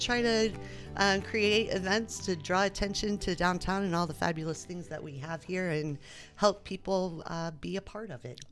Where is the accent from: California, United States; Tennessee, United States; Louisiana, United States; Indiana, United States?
Indiana, United States; Anderson; moved away as an adult; now in Muncie, United States; I came from Anderson